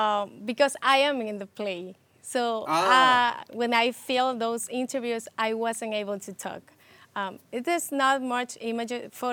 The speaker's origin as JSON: {"language": "English", "country": "Ecuador", "moved": "yes", "lives_now": "New York, United States", "said": "I come from Ecuador, but since I came here, I've lived in the Bronx, so it's been a lot of years."}